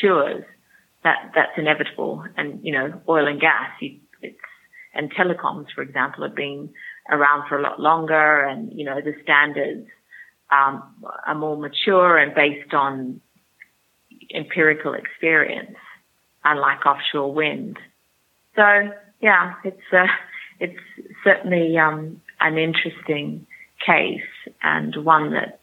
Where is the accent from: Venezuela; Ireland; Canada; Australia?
Australia; moved away as an adult; now in United Kingdom; I'm Australian, by the way, but I've lived here for 16 years.